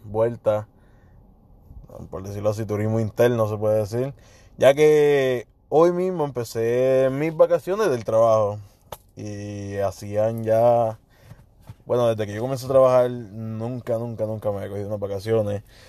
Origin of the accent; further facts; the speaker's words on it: Puerto Rico; como típico boricua